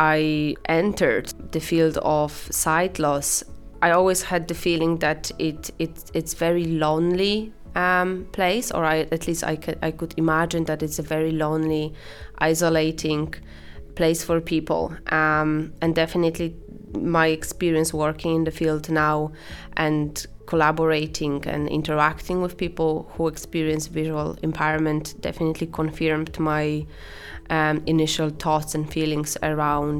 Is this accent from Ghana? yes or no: no; Poland; English is a second language; moved away as an adult; now in Ireland; I'm originally from Poland, as you can probably tell based on my accent